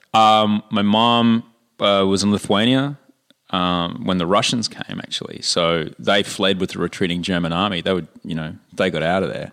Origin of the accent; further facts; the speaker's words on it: Brisbane, Queensland, Australia; moved away; my hometown of Brisbane